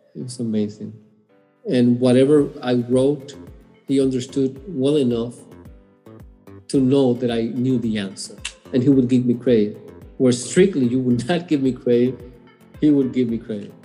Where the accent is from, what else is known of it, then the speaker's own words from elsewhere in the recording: Puerto Rico; English is a second language; moved away as an adult; also born or lived in New York City; now in Houston, United States; I was born in New York City uh, at young age of two and a half, moved back to Puerto Rico, where my parents are from, and grew up there